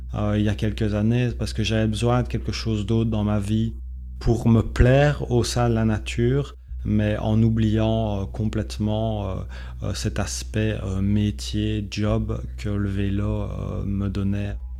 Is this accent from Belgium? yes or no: yes; Belgium; je suis originaire de la Belgique